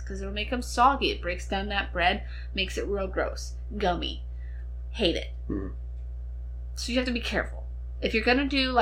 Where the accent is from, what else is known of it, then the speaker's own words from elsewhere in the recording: Ohio, United States; We're from Ohio